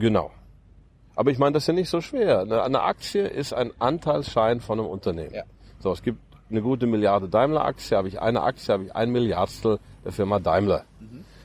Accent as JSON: {"language": "German", "country": "Germany", "tie": "born or raised there", "also_born_or_lived": "United States", "moved": "as an adult", "said": "das Land, in dem ich aufgewachsen bin, ähm, am Herzen liegt und, und, und mein Heimatland"}